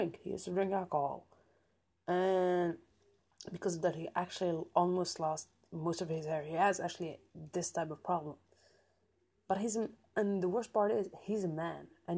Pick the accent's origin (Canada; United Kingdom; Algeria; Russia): Algeria; I'm from Algeria